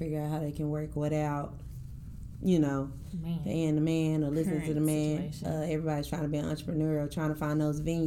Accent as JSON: {"language": "English", "town": "Dallas", "region": "Texas", "country": "United States", "said": "I'm from Oak Cliff."}